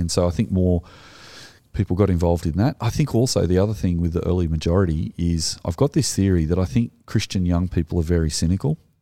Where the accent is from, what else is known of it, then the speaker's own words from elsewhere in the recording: Australia; we are Australian